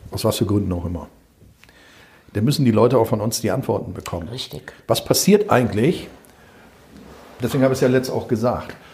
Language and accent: German; North Rhine-Westphalia, Germany; hör mal, ich komme aus NRW